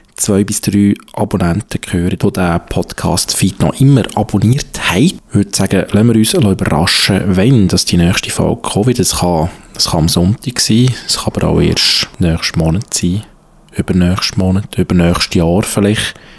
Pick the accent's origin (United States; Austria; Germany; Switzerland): Switzerland; also born or lived in Zurich; bei uns in der Schweiz